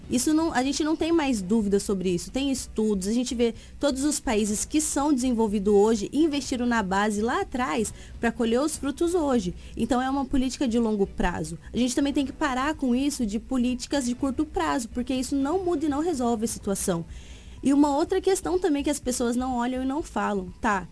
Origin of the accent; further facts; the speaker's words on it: São Paulo, Brazil; now in Sinop, Brazil; sou natural de São Paulo e Mato Grossense por opção